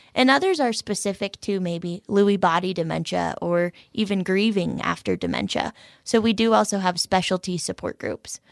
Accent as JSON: {"language": "English", "region": "Colorado", "country": "United States", "also_born_or_lived": "Minnesota", "moved": "yes", "said": "I am originally from Colorado and just as of last November had the opportunity to transfer back to Colorado, my home state"}